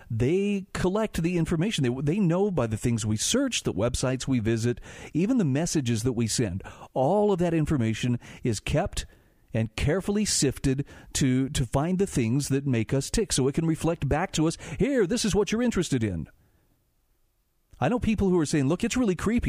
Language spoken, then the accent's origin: English; Utah, United States; my home state of Utah